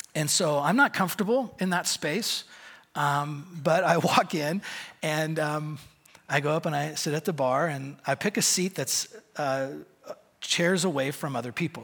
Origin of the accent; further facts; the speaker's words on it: Bend, Oregon, United States; I'm from Bend, Oregon